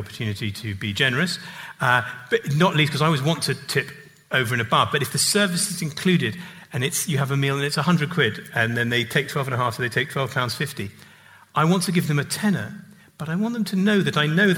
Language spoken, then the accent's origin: English; England, United Kingdom; as an English person